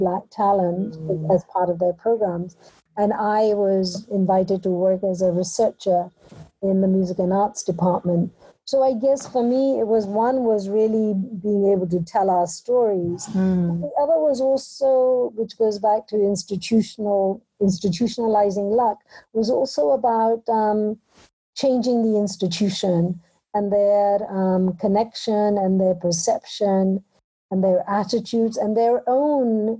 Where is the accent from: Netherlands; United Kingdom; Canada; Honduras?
United Kingdom; also born or lived in Punjab, India; growing up in Britain, I never lost touch with my, I guess, birthplace and my country of origin.